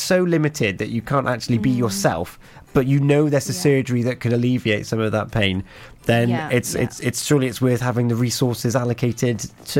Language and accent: English; West Wales, United Kingdom; We're both from West Wales.